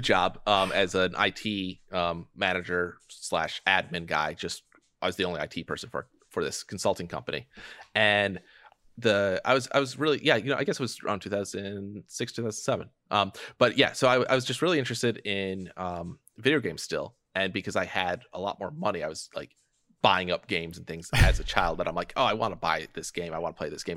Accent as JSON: {"language": "English", "town": "Detroit", "region": "Michigan", "country": "United States", "tie": "born or raised there", "moved": "as an adult", "lives_now": "Chicago, United States", "said": "I grew up in Detroit."}